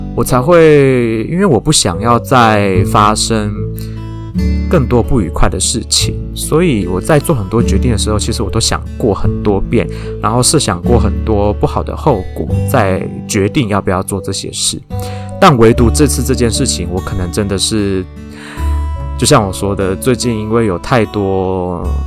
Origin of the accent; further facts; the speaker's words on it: Taiwan; 我本人是台湾出生、长大、土生土长的台湾人